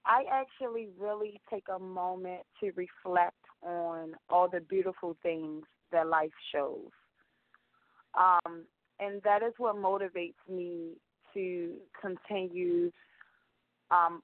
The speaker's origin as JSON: {"language": "English", "town": "Baltimore", "region": "Maryland", "country": "United States", "tie": "born or raised there", "lives_now": "Columbia, United States", "said": "Growing up in Baltimore, where I had to face many daily challenges."}